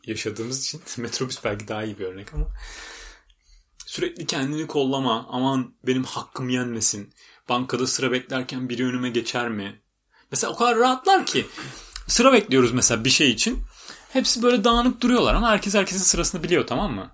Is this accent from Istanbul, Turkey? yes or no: yes; Istanbul, Turkey; moved away as an adult; now in United Kingdom; biz Türkiye'den geldik